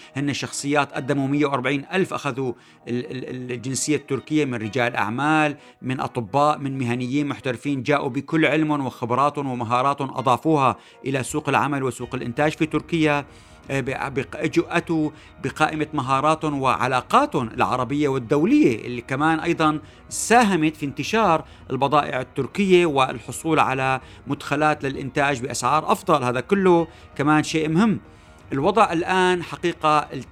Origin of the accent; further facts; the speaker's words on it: Syria; نحن كسوريين